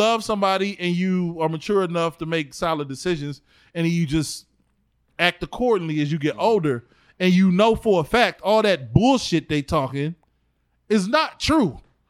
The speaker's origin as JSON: {"language": "English", "town": "East Cleveland", "region": "Ohio", "country": "United States", "tie": "born or raised there", "said": "but I grew up in East Cleveland."}